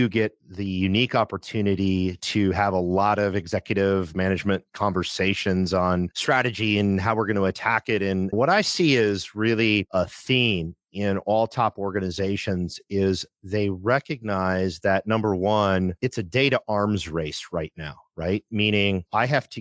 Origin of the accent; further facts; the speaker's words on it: Midwest, United States; I grew up in the Midwest, a very blue collar upbringing